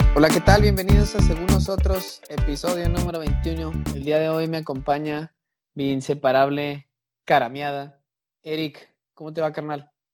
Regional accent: Mexico

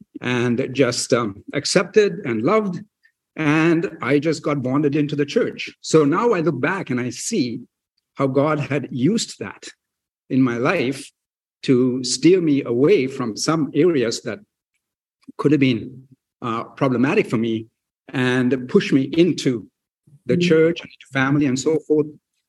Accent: New Westminster, British Columbia, Canada; Then when I was 12 years old, our family moved to Canada, my mom and dad and my sister. And I grew up here in New Westminster. I attended New Westminster Secondary School.

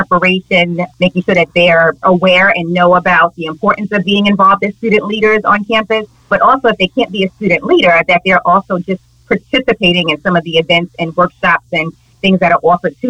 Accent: New York City, New York, United States; now in Westchester County, United States; I was born and raised in Harlem, New York City.

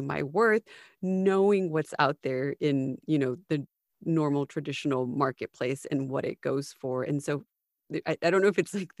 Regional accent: United States; as an American

